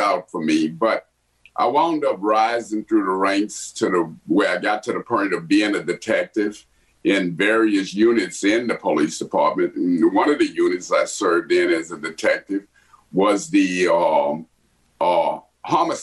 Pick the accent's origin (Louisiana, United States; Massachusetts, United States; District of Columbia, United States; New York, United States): Louisiana, United States; Lake Charles; now in Washington, D.C., United States; I was born in Lake Charles, Louisiana, one of my most favorite towns. Had upbringing in a community. It was the Brownsville area of Lake Charles